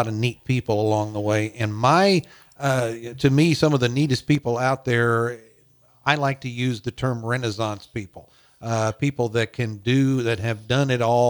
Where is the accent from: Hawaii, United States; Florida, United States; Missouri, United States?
Missouri, United States; Louisiana; I was born in Louisiana